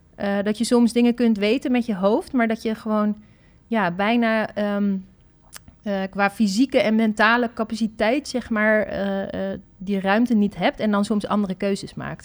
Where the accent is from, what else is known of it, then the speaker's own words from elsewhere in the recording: Netherlands; als Nederlanders